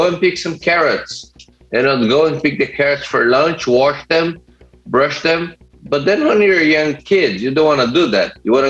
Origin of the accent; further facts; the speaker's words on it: Brazil; For me, it's kind of crazy because I grew up in a farm, and then I was eating that, you know, the best food you could possibly have.